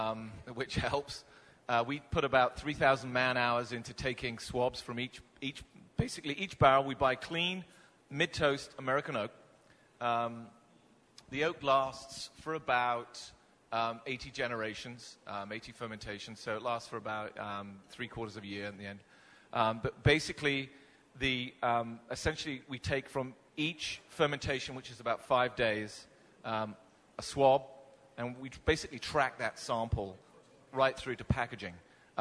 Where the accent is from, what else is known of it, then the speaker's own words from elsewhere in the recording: United Kingdom; moved away; I'm a Brit.